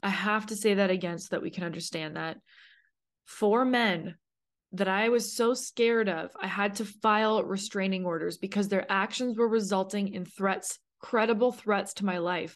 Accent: Canada; moved away as an adult; now in United States; I was a girl alone in a brand new city in America. I'm from Canada.

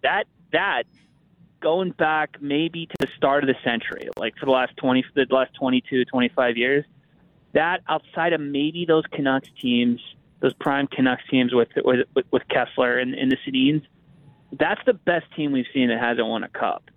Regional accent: Pittsburgh, Pennsylvania, United States; I'm I'm I'm an American. I I grew up in Pittsburgh.

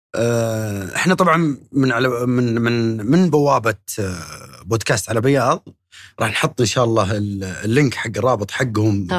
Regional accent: Saudi Arabia; عندنا في السعوديه

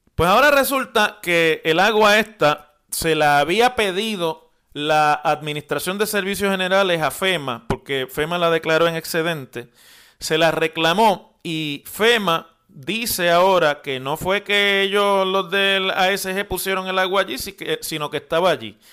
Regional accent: Puerto Rico; la dignidad de los puertorriqueños y la respuesta con la que se nos trató como ciudadanos

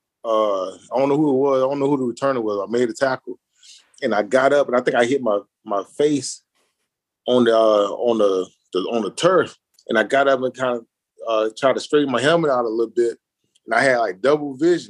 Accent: Miami, Florida, United States; I'm from Miami

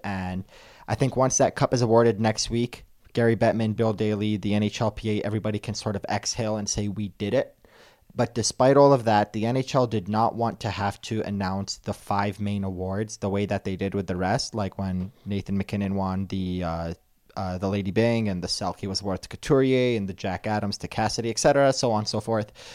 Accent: Canada; I am Canadian through and through

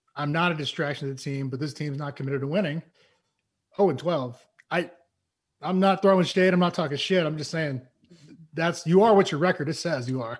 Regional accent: East Coast, United States; moved away; I am from the East Coast

